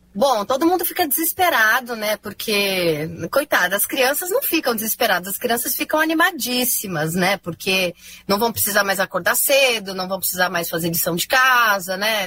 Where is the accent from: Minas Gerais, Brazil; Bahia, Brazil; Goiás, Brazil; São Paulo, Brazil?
São Paulo, Brazil; eu sou de São Paulo